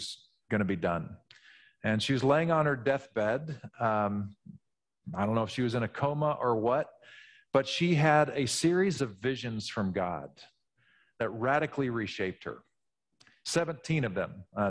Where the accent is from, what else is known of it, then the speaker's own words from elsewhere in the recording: Midwest, United States; When I was from the Midwest, I naturally would have pronounced this Julian of Norwich.